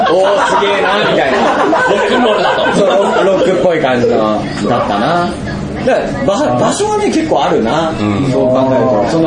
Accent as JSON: {"language": "Japanese", "town": "Yokohama", "region": "Kanagawa", "country": "Japan", "tie": "born or raised there", "said": "横浜市の鶴見区ってところに住んでたんで、ねはい、で川崎の隣、うん、横浜の外れみたいなところで"}